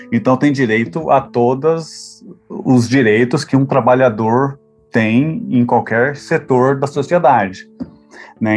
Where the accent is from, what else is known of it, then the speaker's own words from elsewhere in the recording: Brazil; moved away as an adult; also born or lived in Europe; apesar de eu ter a ah, saído do Brasil, assim, né, e decidido a ah, me tornar professor no, no exterior, eu ainda sou brasileiro